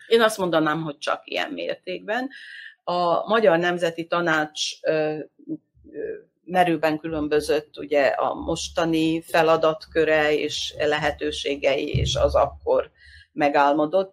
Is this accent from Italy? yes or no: no; Vojvodina, Serbia; a mi vajdasági magyar társadalmi életünket